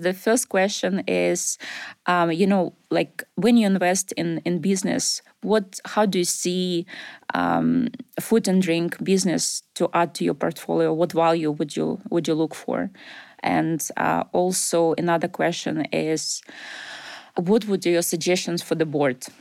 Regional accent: Ukraine; English is a second language; moved away as an adult; also born or lived in Russia; now in Glasgow, United Kingdom; I was born in Russia, grew up in Ukraine

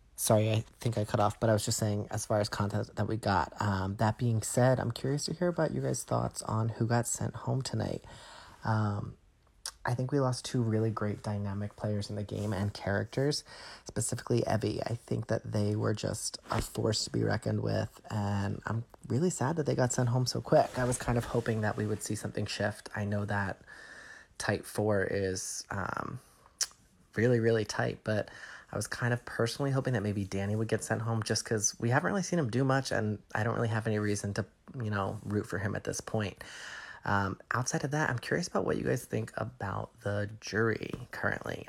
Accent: suburbs of Philadelphia, Pennsylvania, United States; I recently relocated back to my hometown in the suburbs of Philly

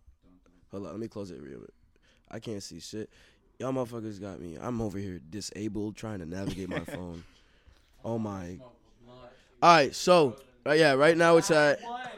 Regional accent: Australia; Can I say I'm from Australia? I'm not

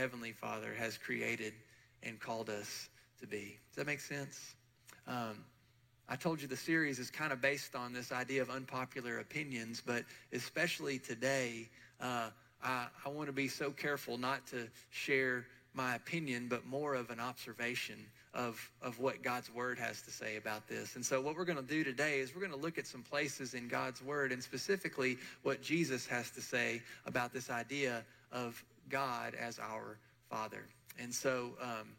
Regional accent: Murfreesboro, Tennessee, United States; I grew up here in Murfreesboro with both sets of grandparents

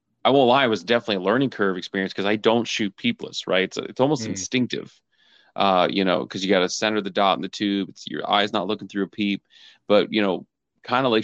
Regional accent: Southwest Ohio, United States; now in Pennsylvania, United States; I grew up in Ohio, Southwest Ohio

